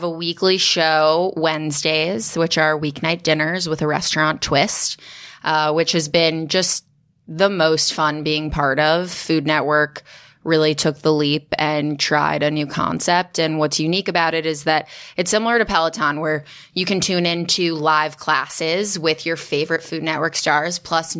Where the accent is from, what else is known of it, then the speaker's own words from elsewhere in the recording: Chicago, Illinois, United States; When I was four, I grew up in Chicago.